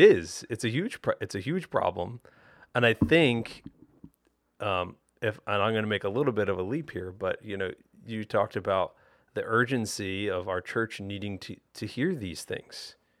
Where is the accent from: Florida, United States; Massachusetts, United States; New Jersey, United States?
New Jersey, United States; growing up in South Jersey